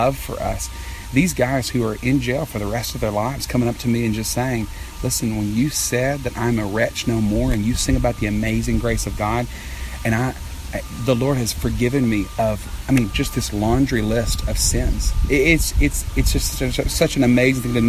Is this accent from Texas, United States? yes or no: yes; Texas, United States; I'm from Texas